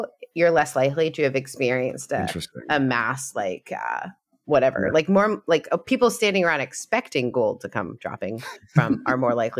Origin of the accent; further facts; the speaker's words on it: Canada; now in United States; Like I came from Canada, so we didn't really have this like same stuff about different understanding about Jesus. And I, you know, I moved to the South.